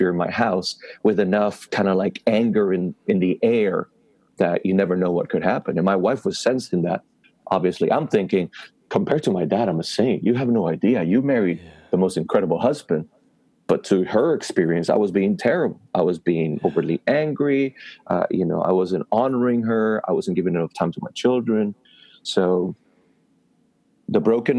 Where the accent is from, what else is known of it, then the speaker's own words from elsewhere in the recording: Puerto Rico; moved away; being born and raised in Puerto Rico, not in a Christian background